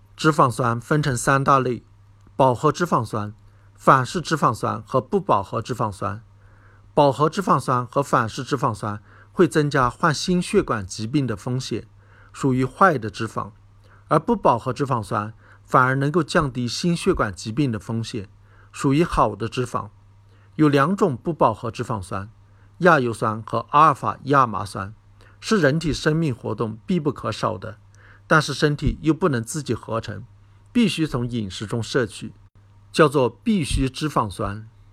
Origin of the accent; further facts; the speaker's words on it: China; 我们中国人